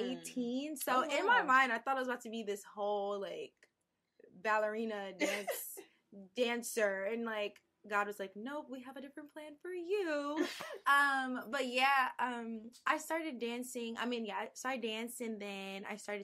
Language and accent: English; New York City, New York, United States; I'm from Brooklyn, New York